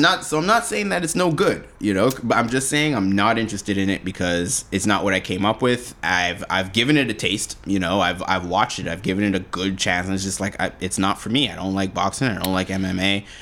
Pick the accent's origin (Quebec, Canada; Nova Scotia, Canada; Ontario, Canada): Quebec, Canada; Montreal; now in Vancouver, Canada; in my hometown, Montreal, in the West Island